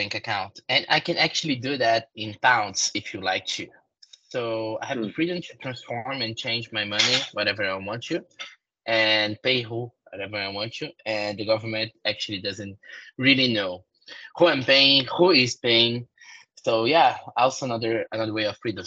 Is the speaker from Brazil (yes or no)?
yes; Brazil; English is a second language; moved away; I came from South America.